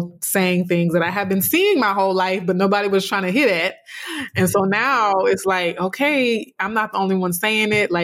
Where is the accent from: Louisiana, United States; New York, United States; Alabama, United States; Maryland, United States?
Louisiana, United States; South; a dark-skinned, you know, Black girl growing up in South Louisiana